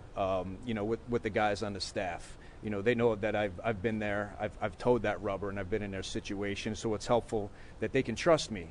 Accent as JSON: {"language": "English", "town": "Yonkers", "region": "New York", "country": "United States", "said": "I came from Mercy College or Yonkers, New York."}